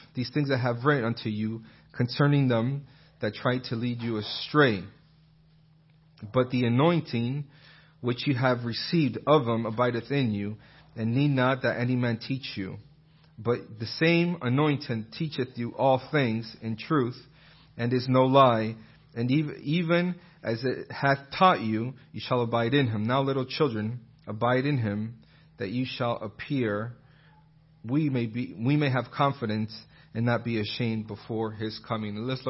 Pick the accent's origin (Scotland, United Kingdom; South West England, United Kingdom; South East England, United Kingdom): South West England, United Kingdom; Bristol; And, oh, where's that accent from? Oh, I'm from Bristol in England.